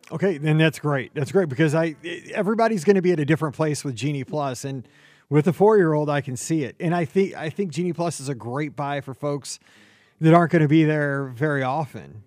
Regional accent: Missouri, United States; I'm from Missouri

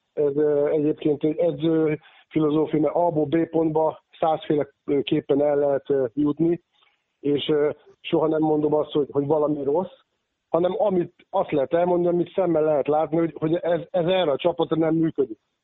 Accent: Székesfehérvár, Fejér, Hungary; nekem nevelőegyesületem az Alba régia, ugye most jól tudja az Alba Fehérvár, hiszen ugye én fehérvári születésű vagyok

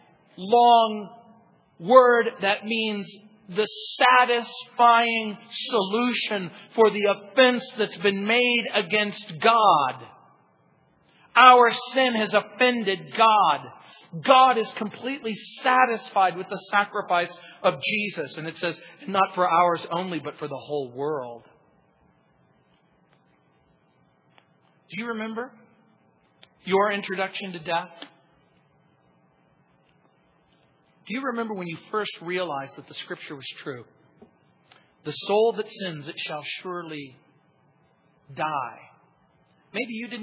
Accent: Hesperia, California, United States; I grew up in the Mojave Desert

